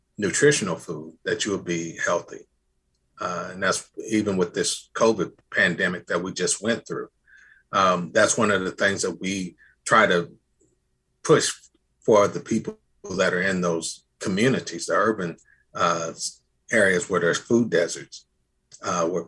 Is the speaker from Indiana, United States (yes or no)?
yes; Indianapolis, Indiana, United States; I'm from Indianapolis